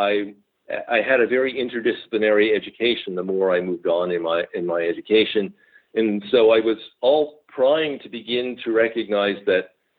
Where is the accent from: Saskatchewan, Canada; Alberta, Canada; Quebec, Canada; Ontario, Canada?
Quebec, Canada; Montreal; moved away; also born or lived in Fraser Valley, British Columbia; I grew up in Montreal.